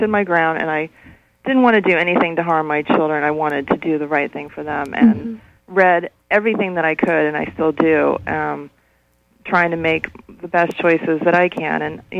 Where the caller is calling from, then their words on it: Belfast, Northern Ireland, United Kingdom; I'm calling from Belfast.